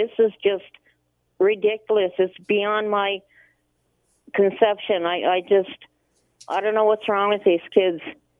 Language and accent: English; Cape Breton, Nova Scotia, Canada; moved away; I grew up, I was born and raised in Cape Breton, Nova Scotia, and I have siblings down there